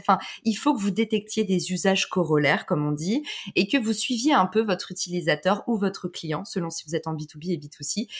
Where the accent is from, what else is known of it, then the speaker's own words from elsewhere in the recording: France; also born or lived in United States; on est des Français